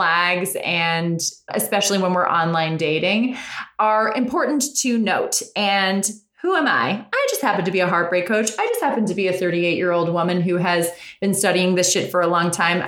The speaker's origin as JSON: {"language": "English", "area": "Westchester", "region": "New York", "country": "United States", "tie": "born or raised there", "moved": "as an adult", "lives_now": "Los Angeles, United States", "said": "We grew up in New York in a small town in Westchester."}